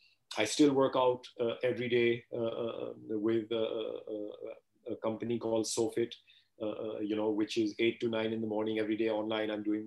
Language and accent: English; Canada; I'm very grateful that my parents put me into Taekwondo class. While I was growing up in Canada, you know, so that again was totally disciplined.